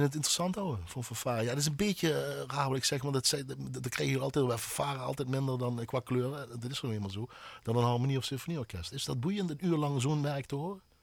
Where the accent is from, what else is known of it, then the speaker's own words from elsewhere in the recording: Heerlen, Limburg, Netherlands; ik kom uit Heerlen